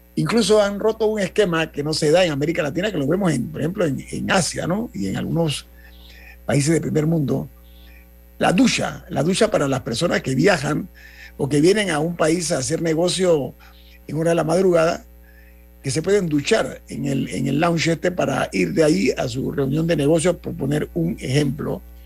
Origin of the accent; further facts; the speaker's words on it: Panama; como panameño